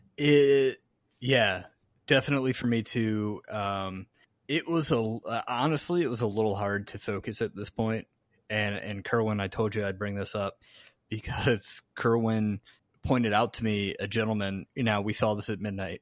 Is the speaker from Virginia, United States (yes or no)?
yes; Chesapeake, Virginia, United States; I even remember a house on, like, Margaret Booker Drive in, in Chesapeake, Virginia